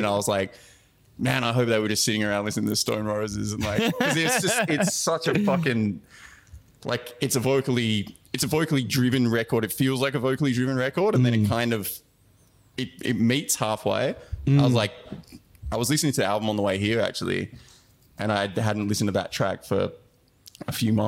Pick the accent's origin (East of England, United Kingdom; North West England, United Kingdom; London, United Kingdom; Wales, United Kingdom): North West England, United Kingdom; Manchester; I was born in Manchester.